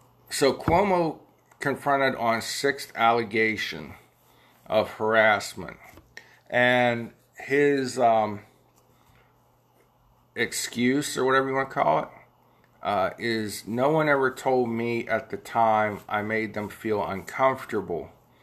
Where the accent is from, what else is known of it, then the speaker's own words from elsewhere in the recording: United States; as an American or a citizen or an earthling, a citizen of the world